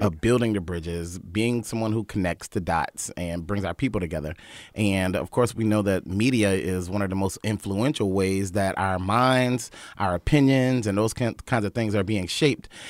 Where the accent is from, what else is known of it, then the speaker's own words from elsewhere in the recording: Wilmington, North Carolina, United States; moved away; I'm from Wilmington, North Carolina. I'm from a family of singers, preachers, civil rights activists